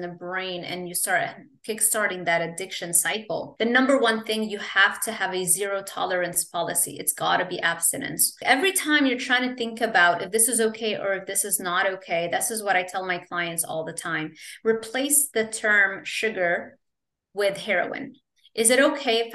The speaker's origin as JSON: {"language": "English", "country": "Lebanon", "tie": "born or raised there", "also_born_or_lived": "Kuwait", "moved": "yes", "said": "I grew up in Lebanon"}